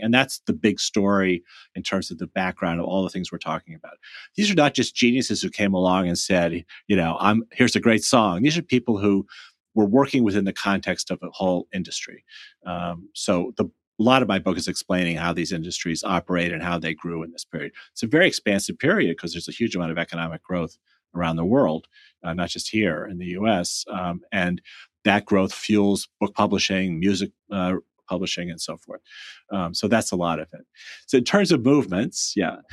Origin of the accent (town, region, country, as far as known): United States